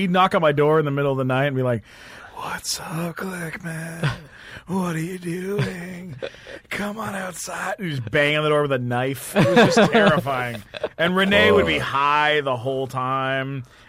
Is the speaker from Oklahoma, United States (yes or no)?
no; San Diego, California, United States; also born or lived in Canada / Los Angeles; Well, I grew up in San Diego.